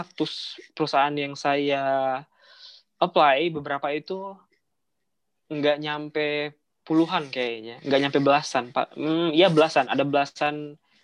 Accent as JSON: {"language": "Indonesian", "country": "Indonesia", "tie": "born or raised there", "moved": "yes", "said": "saya tuh awal dari kampung tuh eh, saya kota saya rumah saya itu sekitar enam jam lagi dari Palembang naik kereta"}